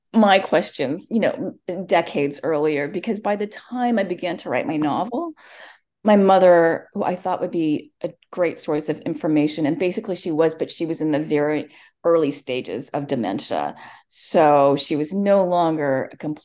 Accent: Palo Alto, California, United States; accent: Valley Girl; first language English; I grew up in Palo Alto

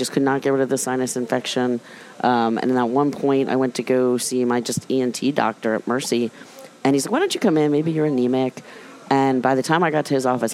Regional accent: Reston, Virginia, United States; moved away as an adult; also born or lived in New Jersey; now in Baltimore, United States; I was an Army brat, but I grew up in Northern Virginia, Ruston, Virginia

